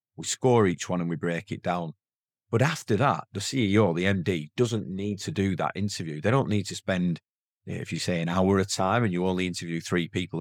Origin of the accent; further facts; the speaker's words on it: the north of England, United Kingdom; accent: strong northern; my accent's a very strong northern accent